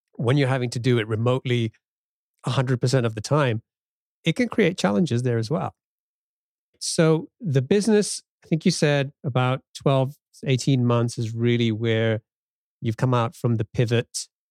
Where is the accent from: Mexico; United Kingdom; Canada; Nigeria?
United Kingdom; England; now in United States; growing up in England and coming to the U S